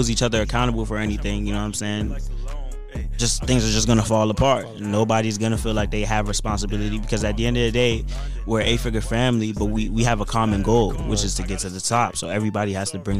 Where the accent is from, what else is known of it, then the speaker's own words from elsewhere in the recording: Laurel, United States; I've had friends who I grew up with in Laurel